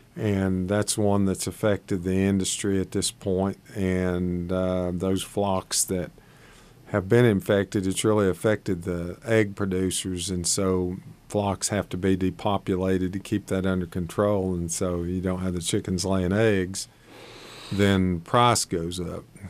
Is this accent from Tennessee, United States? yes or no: yes; Shady Valley, Tennessee, United States; I grew up in Shady Valley, Tennessee, just across the mountain over here in the Tennessee